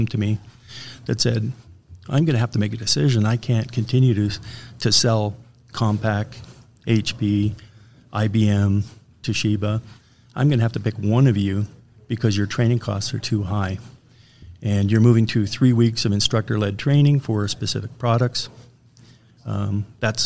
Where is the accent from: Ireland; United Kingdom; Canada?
Canada; I'm a Canadian